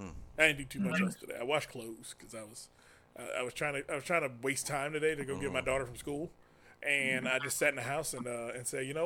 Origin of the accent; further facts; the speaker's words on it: United States; I grew up in Southeast.